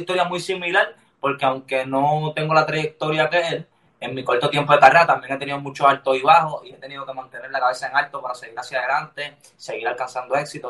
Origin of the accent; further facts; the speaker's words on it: Lares, Puerto Rico; Toda mi vida la viví en, mi pueblo, se llama Lares